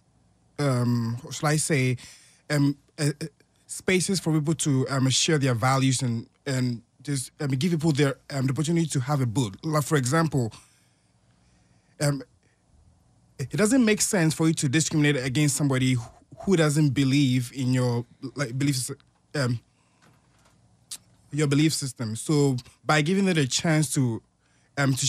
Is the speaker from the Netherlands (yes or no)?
no; Ghana; moved away; I'm from Ghana.